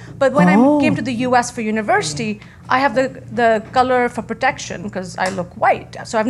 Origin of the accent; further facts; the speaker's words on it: Pakistan; moved away as an adult; now in United States; I'm Pakistani.